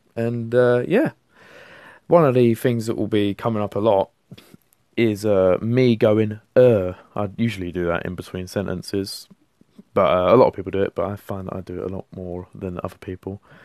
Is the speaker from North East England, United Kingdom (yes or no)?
no; London, United Kingdom; accent: London; I'm from London. Uh, as you can tell from my voice, hopefully I've got the London accent. I've lived here m-, my whole life.